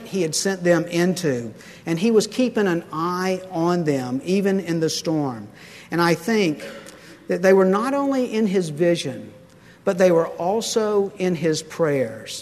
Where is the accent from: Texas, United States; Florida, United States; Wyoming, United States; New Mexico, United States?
Florida, United States; Pensacola; I grew up in Pensacola, and there's a huge naval air station there